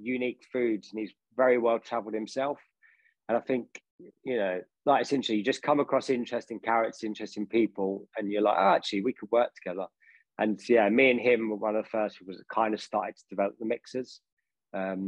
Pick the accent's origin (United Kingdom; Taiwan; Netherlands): United Kingdom; Harrow, London; I grew up in Northwest London in Harrow